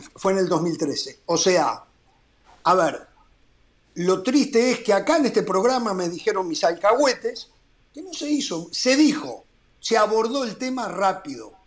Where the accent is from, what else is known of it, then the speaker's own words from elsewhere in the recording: Uruguay; en mi país